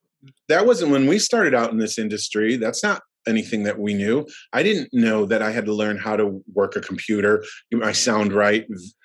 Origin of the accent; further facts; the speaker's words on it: Buffalo, New York, United States; also born or lived in Florida; now in Los Angeles, United States; So I started in Buffalo. We're originally from Buffalo, moved down to Florida. I went to New York, moved back down, and then came to LA.